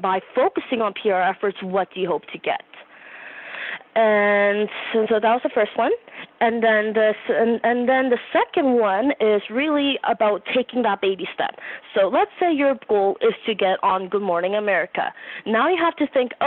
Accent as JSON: {"language": "English", "country": "Canada", "said": "I'm from Canada"}